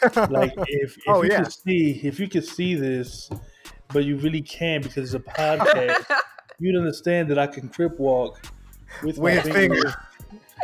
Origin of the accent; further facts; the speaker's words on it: Philadelphia, Pennsylvania, United States; also born or lived in Frankfurt; I'm from Philadelphia, Pennsylvania